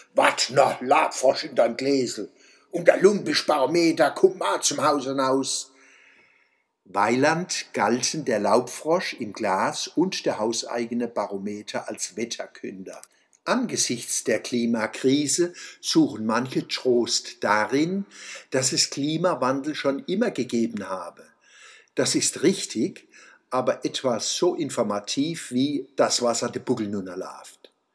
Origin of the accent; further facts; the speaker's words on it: Mannheim, Baden-Württemberg, Germany; als Mannheimer, Deutsche, Europäer und Weltbürger